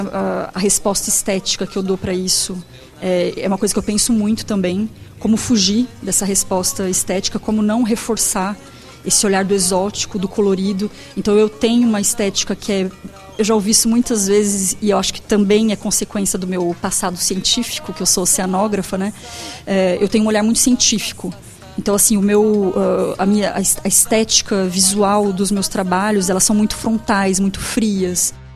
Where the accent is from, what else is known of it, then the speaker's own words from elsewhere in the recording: Brazil; como brasileira, como fotógrafa, como artista